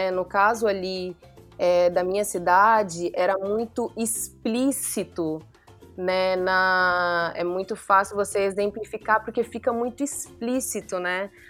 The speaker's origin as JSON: {"language": "Portuguese", "region": "Mato Grosso", "country": "Brazil", "lives_now": "Paraty, Brazil", "said": "no Mato Grosso, estando lá, né, sendo mato-grossense. Então, foi muito importante para mim essa, essa, essa vinda para Paraty"}